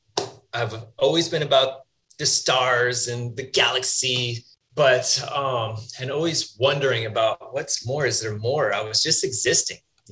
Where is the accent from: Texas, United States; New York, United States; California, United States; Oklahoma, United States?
California, United States; Northern; I grew up in Northern California